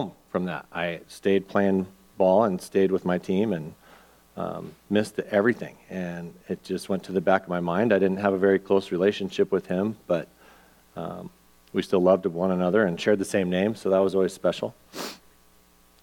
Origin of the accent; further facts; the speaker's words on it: Albuquerque, New Mexico, United States; moved away; my hometown's Albuquerque